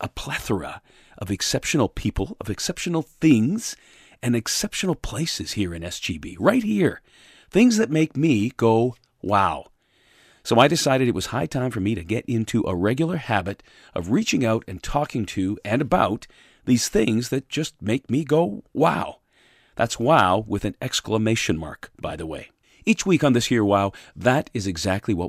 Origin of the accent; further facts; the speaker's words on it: Hamilton, Ontario, Canada; moved away as an adult; now in Collingwood, Canada; in my residence, in my hometown of Hamilton, Ontario, with my wife